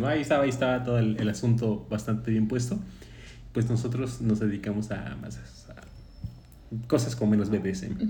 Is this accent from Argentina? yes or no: no; Jarocho, Veracruz, Mexico; aun cuando somos paisanos jarochos